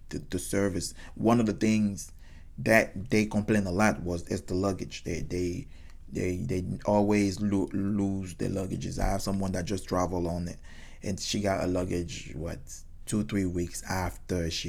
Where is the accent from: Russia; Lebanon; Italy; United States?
United States; So because I'm American and I, they can see my blue passport, I would get a better service.